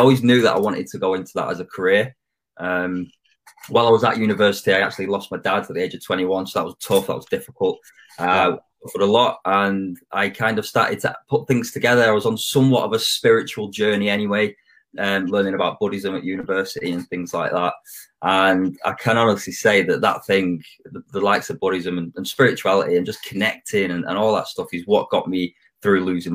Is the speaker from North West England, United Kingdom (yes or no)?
yes; Manchester, North West England, United Kingdom; also born or lived in Australia / Thailand; I'm from Manchester